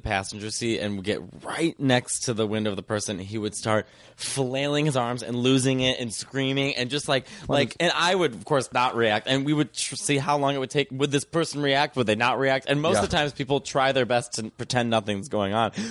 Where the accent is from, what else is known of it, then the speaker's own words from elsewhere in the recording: Arlington Heights, Illinois, United States; Arlington Heights. We grew up in Arlington Heights, next to O'Hare